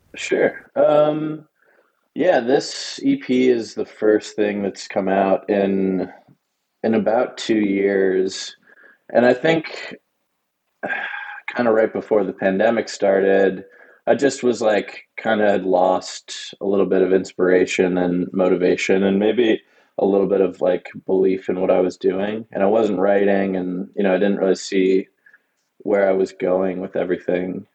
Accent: Pittsburgh, Pennsylvania, United States; now in Austin, United States; just outside of Pittsburgh, PA, which is my uh, my hometown

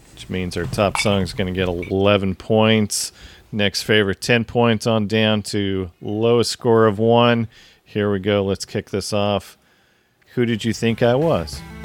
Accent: Seattle, Washington, United States; we grew up in the Seattle area

